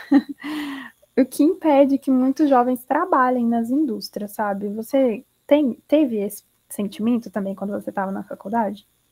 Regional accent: Belo Horizonte, Minas Gerais, Brazil; de BH, de onde eu sou, para São Paulo.

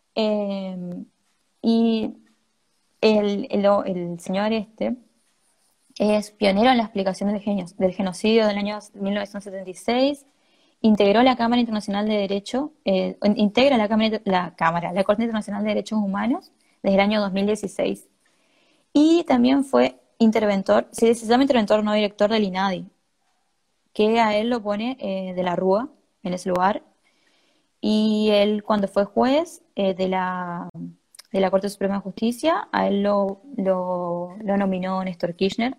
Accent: Argentina

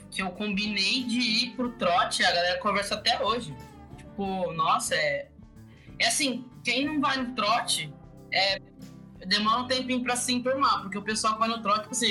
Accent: Luanda, Luanda Province, Angola; now in Maringá, Brazil; Sou de Luanda, mas vivo em Maringá já faz uns seis anos.

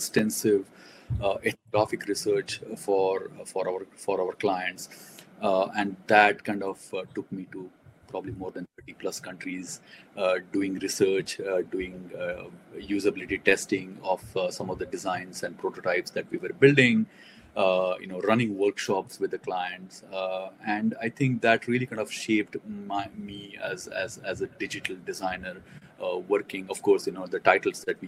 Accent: Mumbai, Maharashtra, India; I grew up in Mumbai

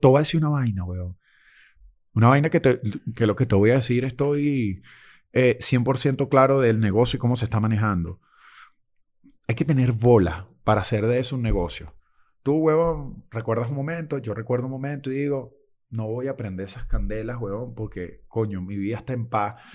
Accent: Venezuela; moved away; como venezolanos

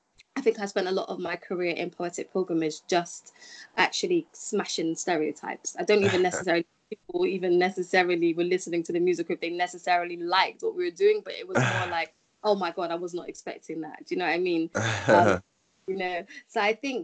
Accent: United Kingdom; as a British person

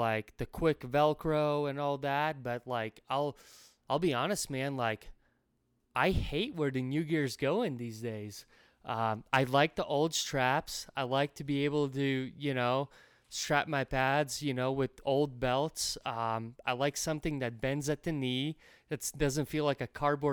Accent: Latvia; moved away; I'm from Latvia. I was born and raised there for a very long time.

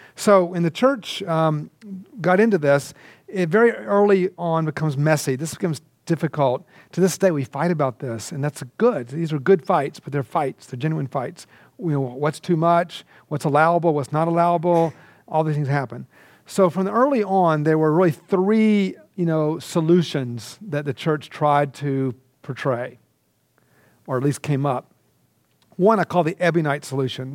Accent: Georgia, United States; moved away as an adult; also born or lived in India; I grew up in Georgia.

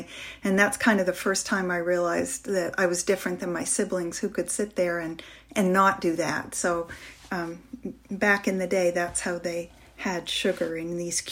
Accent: northern Maine, United States; I grew up in a big house hold here in northern Maine, where I'm speaking from right now in my hometown

